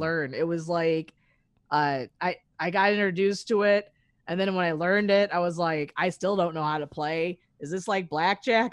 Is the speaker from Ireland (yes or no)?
no; Chicago, Illinois, United States; I'm originally from Chicago